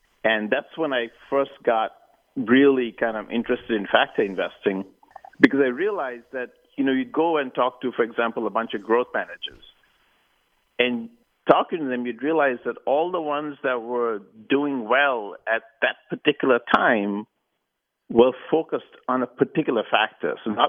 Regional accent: Sri Lanka; moved away as an adult; But I really, you know, growing up in Sri Lanka, it was traditional for people to go to school or university in the UK.

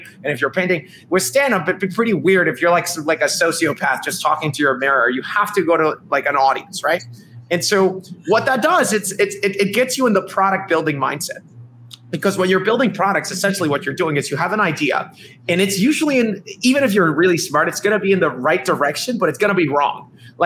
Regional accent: Dominican Republic; moved away as an adult; also born or lived in New York, United States; I'm actually from the Dominican Republic. I came to college in New York, in New York University

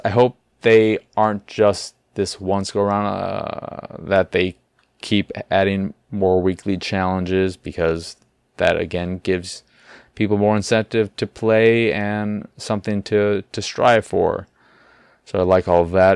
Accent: Chicago, Illinois, United States; I am from Chicago.

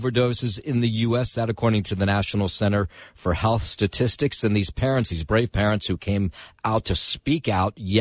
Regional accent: Jersey City, New Jersey, United States; my hometown of Jersey City

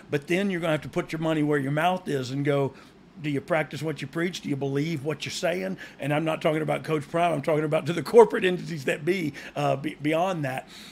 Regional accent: Georgia, United States; I almost live in Alabama and I'm from Georgia

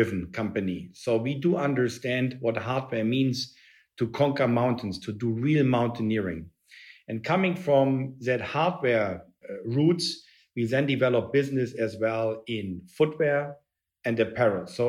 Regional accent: Berlin, Germany; moved away; I grew up in Berlin

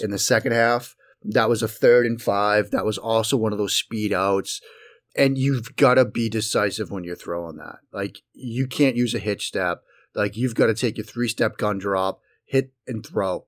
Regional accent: outside of Boston, Massachusetts, United States; moved away; I grew up in the Northeast. I grew up living outside of Boston.

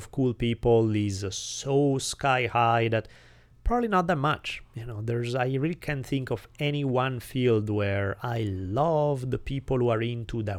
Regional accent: Italy; accent: Italian; English is a second language; moved away as an adult; now in United States

